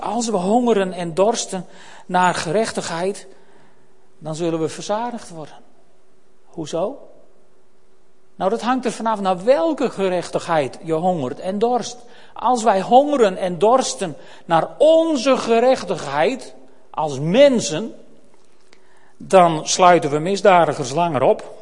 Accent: Netherlands; we Nederlanders

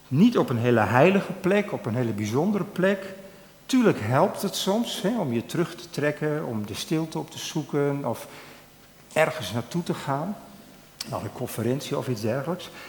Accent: Drachten, Friesland, Netherlands; ik ben opgegroeid in Drachten

